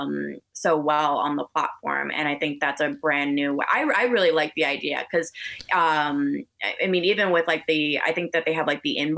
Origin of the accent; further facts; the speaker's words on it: Canada; I'm so Canadian